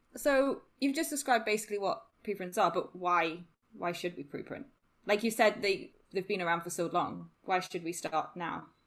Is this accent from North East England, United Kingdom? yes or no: yes; Newcastle upon Tyne, North East England, United Kingdom; moved away as an adult; also born or lived in Sheffield; I'm originally from Newcastle.